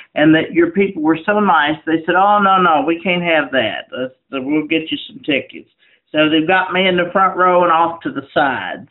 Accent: 25 miles from Marion, Virginia, United States; Marion, Virginia, which is 25 miles from my hometown where you're talking to me right now

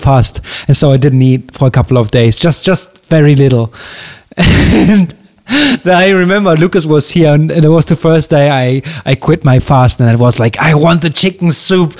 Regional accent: Germany; now in Greece; back in Germany

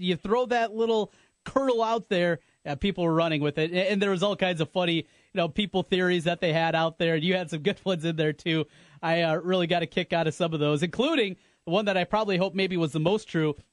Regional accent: North Iowa, United States; growing up in North Iowa

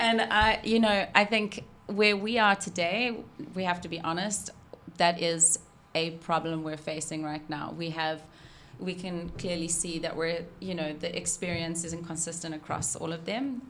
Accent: South Africa; moved away; I'm South African

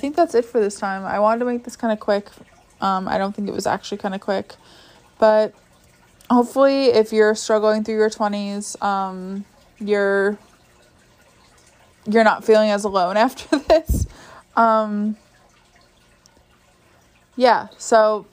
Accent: New York, United States; I'm from New York

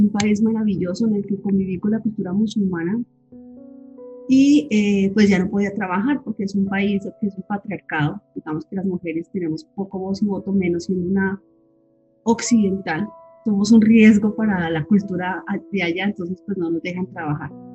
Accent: Bogotá, Colombia; moved away as an adult; also born or lived in Villavicencio, Colombia / Oman; me vine con mis hijitos a, a Bogotá, que es mi, mi país, mi tierra, mi sitio, pues mis papás ya no están y, pues tengo muy poca familia acá, pero es, es el país donde he crecido

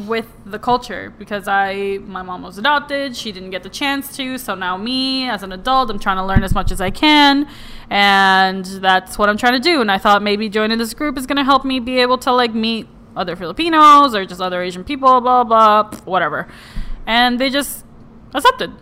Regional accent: Puerto Rico; moved away; I was raised in Puerto Rico

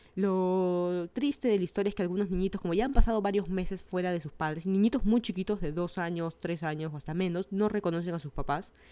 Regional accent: Lima, Peru; moved away as an adult; now in Miami, United States; Yo soy de Lima, Perú.

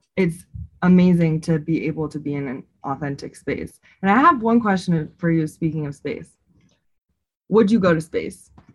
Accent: Bay Area, California, United States; moved away as an adult; now in Colorado, United States; I am originally from the Bay Area and I've lived in Colorado for I think six years

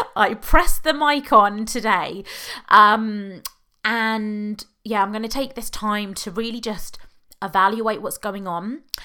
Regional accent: United Kingdom; accent: British; now in Oxfordshire, United Kingdom; even though I know you can tell from my accent I'm British

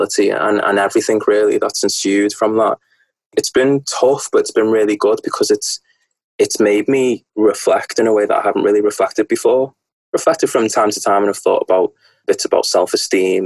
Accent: the Wirral, North West England, United Kingdom; I'm from the Northwest. I'm of England, from the Wirral, a small peninsula, which is very, very nice, next to between Chester and Liverpool.

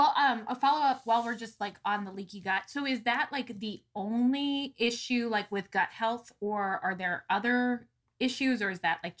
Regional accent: Midwest, United States; I grew up in the Midwest, so it's like you are either a corn farmer or you're a soybean farmer

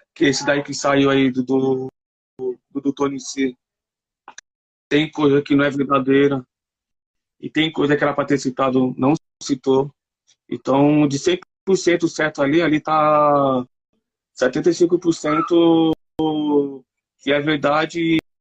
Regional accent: São Paulo, Brazil; eu sou aqui da Sul

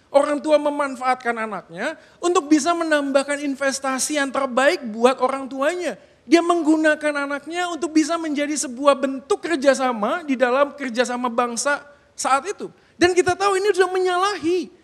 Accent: Bandung, West Java, Indonesia; moved away; Sebagai orang yang lahir dan besar di Bandung

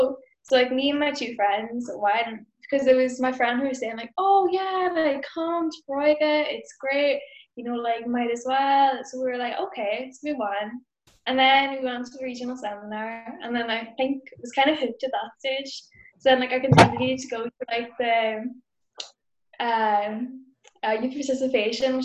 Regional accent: Donegal, Ulster, Ireland; I'm from Donegal

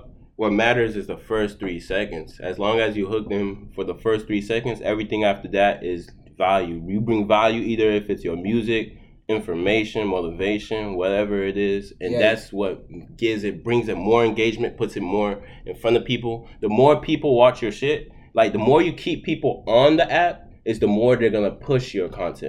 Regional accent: Boston, Massachusetts, United States; born there; also born or lived in Haiti / Florida; I was born in Boston.

